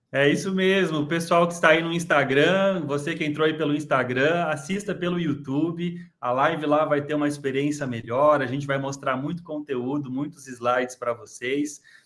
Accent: Santa Catarina, Brazil; Xanxerê, da minha terra, Santa Catarina

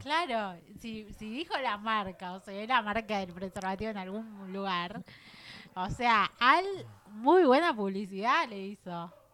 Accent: Argentina; como argentinos

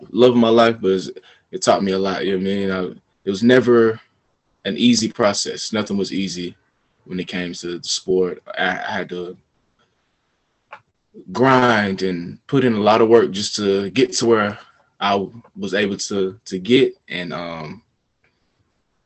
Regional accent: Smyrna, Georgia, United States; also born or lived in Florida / China; I'm from Georgia, born and raised

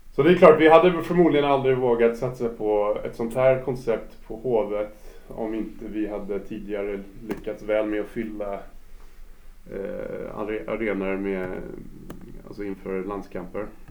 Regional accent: New York, United States; Swedish is a second language; moved away as an adult; now in Stockholm, Sweden; Jag är född och uppvuxen i USA, i New York

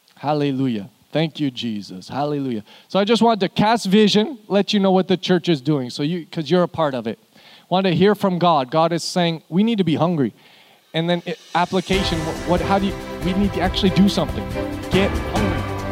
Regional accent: Canada; now in Houston, United States; I'm from Canada. I don't know why we live here

